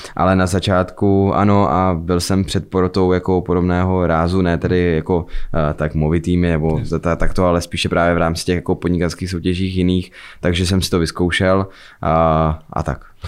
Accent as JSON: {"language": "Czech", "town": "Fryšták", "region": "Zlín Region", "country": "Czechia", "said": "já jsem vlastně ze Zlína, potažmo z Frištáku"}